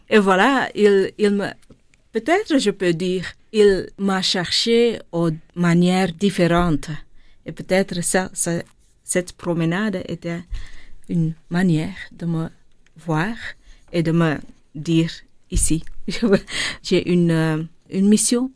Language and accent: French; Linter, Flanders, Belgium; born or raised there; first language Dutch; French is a second language; also born or lived in Tamil Nadu, India